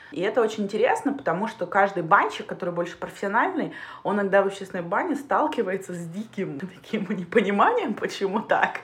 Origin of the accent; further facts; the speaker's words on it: Siberia, Russia; now in Saint Petersburg, Russia; я переехала из Сибири в Петербург